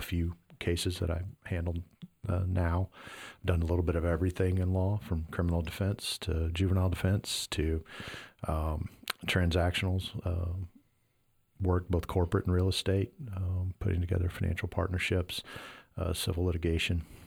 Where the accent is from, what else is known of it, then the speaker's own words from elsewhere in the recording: Iowa, United States; moved away; I'm from Iowa